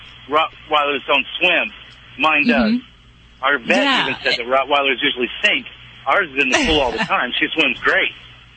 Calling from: Lemoore, California, United States; I'm in Lemoore, California.

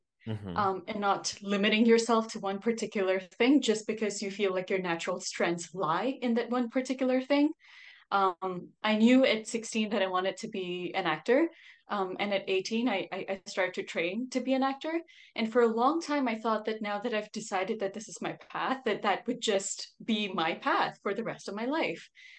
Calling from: Singapore; We are chatting from Singapore. It's almost 9 p.m. here, and I typically go to bed around 10.

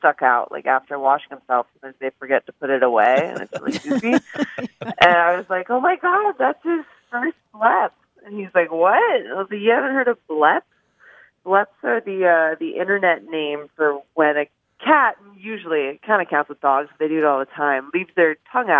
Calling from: San Diego, California, United States; I'm calling from San Diego

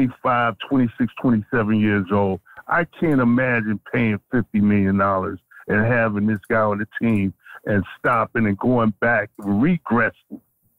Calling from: New Jersey, United States; Calling in from Jersey.

